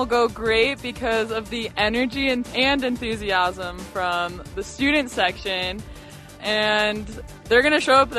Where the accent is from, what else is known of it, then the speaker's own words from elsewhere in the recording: Texas, United States; I'm from Texas, so I love football.